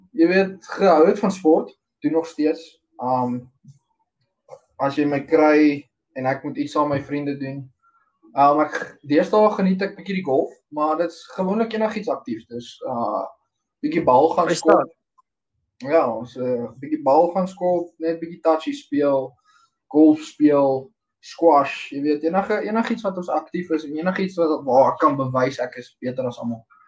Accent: Meyerton, Gauteng, South Africa; ek het ook in Meyerton groot geword.

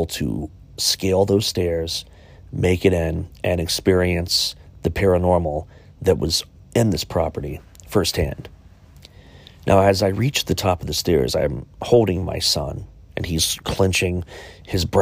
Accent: Chillicothe, Ohio, United States; my hometown of Chillicothe, Ohio

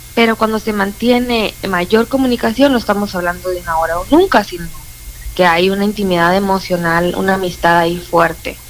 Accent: Puerto Peñasco, Sonora, Mexico; now in Hermosillo, Mexico; soy de Peñasco, cuando venía de Peñasco a, aquí a, Hermosillo de vacaciones

